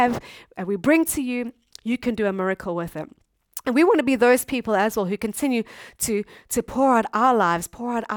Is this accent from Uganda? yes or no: no; South Africa; moved away as an adult; now in Japan; we come from South Africa, and South Africa is a third world country